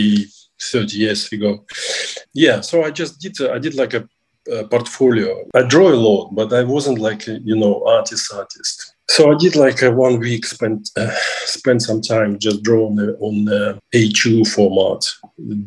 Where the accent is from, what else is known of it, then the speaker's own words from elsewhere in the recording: Russia; I'm from Russia